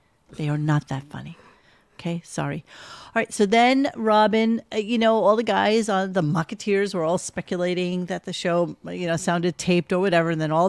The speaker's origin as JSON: {"language": "English", "region": "New York", "country": "United States", "said": "So as a New Yorker"}